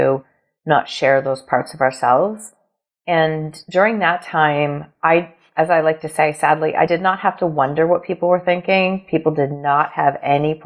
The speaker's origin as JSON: {"language": "English", "region": "Ontario", "country": "Canada", "said": "I am from Ontario, Canada"}